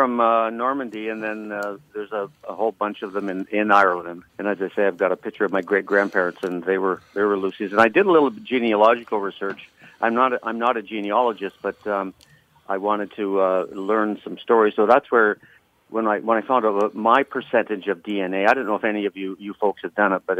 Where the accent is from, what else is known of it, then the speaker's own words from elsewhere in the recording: Canada; I'm from the north of the 60s, so I'm a Canadian, so it wouldn't be right for me to make comments on on U.S. politicians